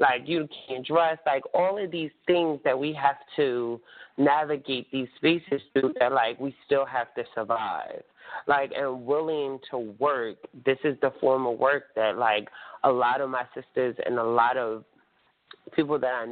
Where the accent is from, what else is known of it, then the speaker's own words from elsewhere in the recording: Atlantic City, New Jersey, United States; Atlantic City, my hometown